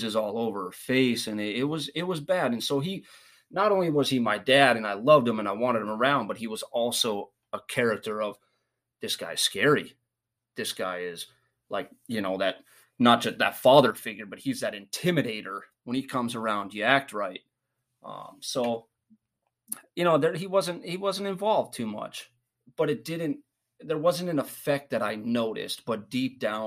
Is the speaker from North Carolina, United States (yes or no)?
no; Minnesota, United States; moved away; also born or lived in East Mesa, Arizona; originally, I was from Minnesota